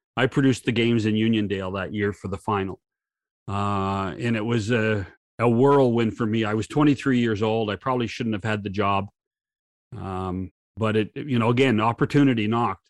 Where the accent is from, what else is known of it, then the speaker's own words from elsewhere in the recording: British Columbia, Canada; I grew up in, uh, in British Columbia, uh, the most westerly province in our country.